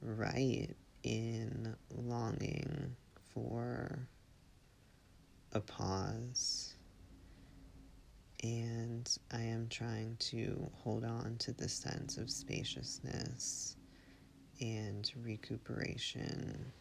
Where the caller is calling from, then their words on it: Marshfield, Massachusetts, United States; I'm calling from Marshfield, Massachusetts.